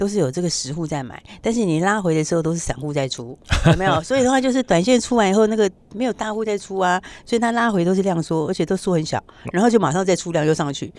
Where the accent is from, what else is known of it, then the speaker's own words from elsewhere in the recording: Taiwan; 相信我们台湾是这样啊。